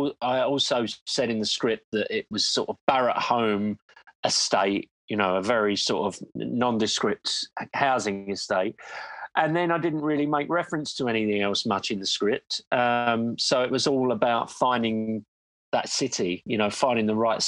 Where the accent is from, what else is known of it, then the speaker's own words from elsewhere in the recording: London, United Kingdom; I'm from London